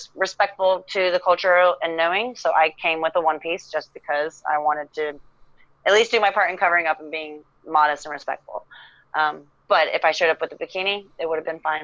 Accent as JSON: {"language": "English", "country": "United States", "said": "I'm American"}